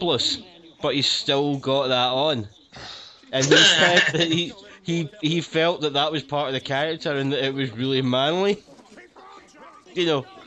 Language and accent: English; Glasgow, Scotland, United Kingdom; accent: Glaswegian; my Glaswegian accent